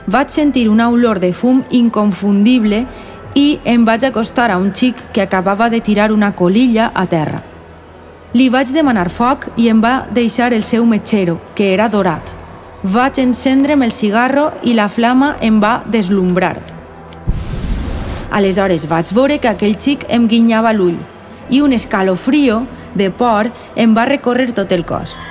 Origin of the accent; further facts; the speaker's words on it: Córdoba, Argentina; Catalan is a second language; moved away as an adult; now in Valencia, Spain; Soc de Córdoba.